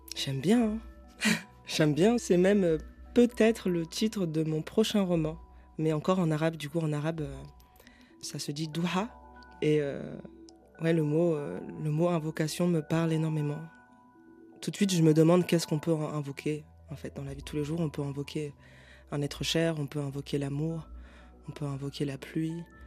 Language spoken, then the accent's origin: French; Paris, Île-de-France, France; je suis parisienne